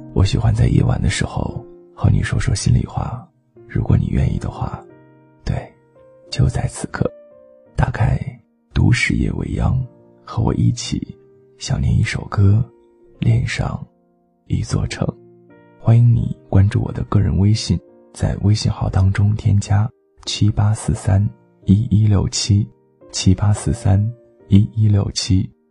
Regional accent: Harbin, Heilongjiang, China; 在我的家乡哈尔滨

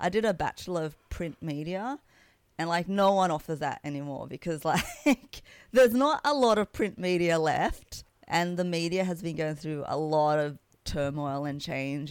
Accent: Sydney, New South Wales, Australia; I grew up in Kabramatta, which is in western Sydney

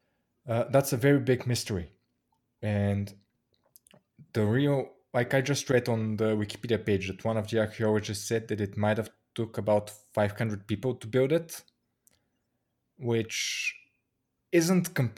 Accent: Bulgaria

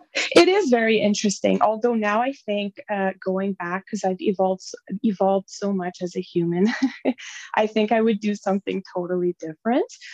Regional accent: Noelville, Ontario, Canada; now in Temagami, Canada; I come from originally from the French River area in Ontario, um, small town called Noelville. So I grew up there again, population maybe 500

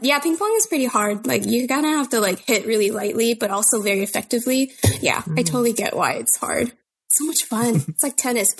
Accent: San Jose, California, United States; I was born in San Jose and I went to San Jose State as an animation major.

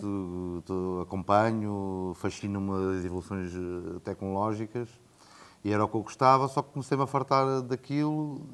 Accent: Coimbra, Centro, Portugal; moved away as an adult; also born or lived in France / Brazil / Asia; Eu cresci em Coimbra, Sou de Coimbra, nascido

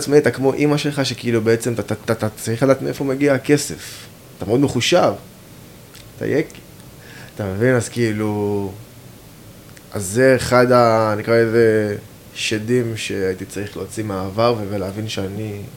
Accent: Even Yehuda, Central District, Israel; אני גדלתי באבן יהודה

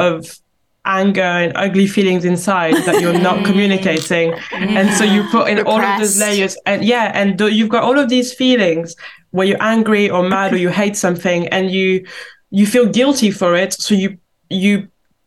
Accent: outskirts of Paris, Île-de-France, France; moved away; I am from the outskirts of Paris. I've been describing it as like the Croydon of France.

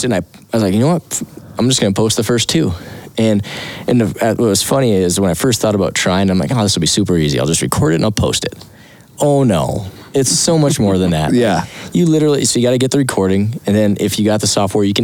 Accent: Wyoming, United States; I'm from Wyoming

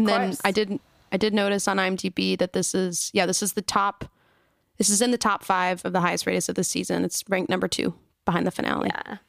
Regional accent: Fort Worth, Texas, United States; we grew up in Fort Worth, which is not like a small town in Texas, but I saw cows on the way to school.

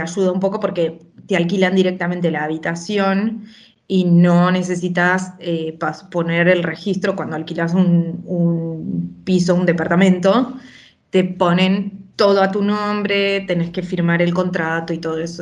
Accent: Junín de los Andes, Neuquén, Argentina; also born or lived in Buenos Aires / Barcelona; now in Badalona, Spain; yo soy, nací en Junín de los Andes, en Neuquén

